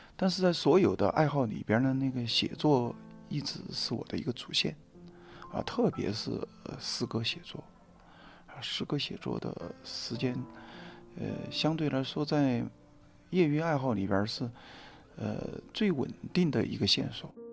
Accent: Guang'an, Sichuan, China; 我是在那个四川的乡村里面长大的嗯，在那个广安的武圣县，我在那儿出生嗯。呃，在那儿一直读到那个高中毕业

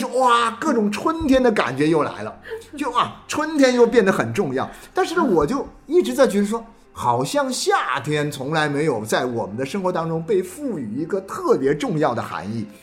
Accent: Nanchang, Jiangxi, China; moved away; 我老家那个江西南昌的

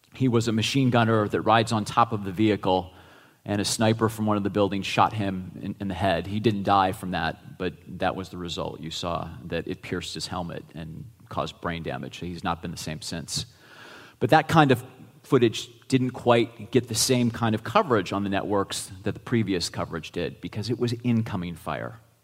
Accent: Geneva, Ohio, United States; my hometown of 6,000 people in Geneva, Ohio

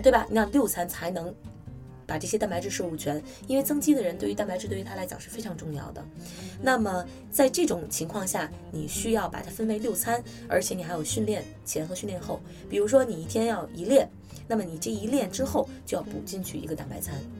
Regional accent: China; 我们中国人

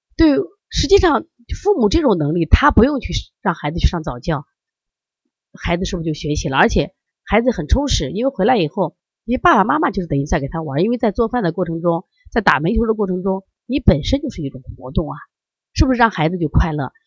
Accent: Shandong, China; 因为我山东人呀，我们家人可能更多的就是吃面吧

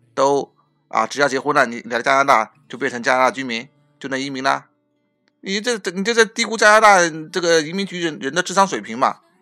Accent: China; now in Canada; 我们中国人

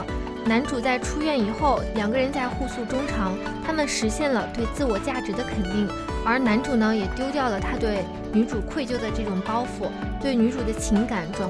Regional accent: Taiyuan, Shanxi, China; moved away as an adult; now in Chongqing, China; 对我们都是来自同一个地方啊，都是来自太原。

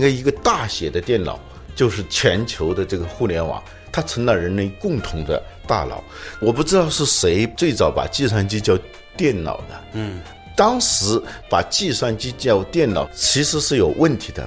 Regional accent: China; 我们中国人

